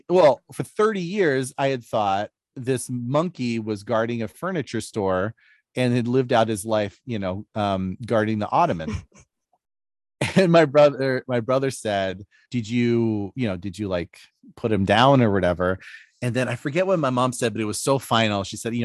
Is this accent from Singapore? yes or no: no; Philippines; You know, growing up in the Philippines was a little nuts.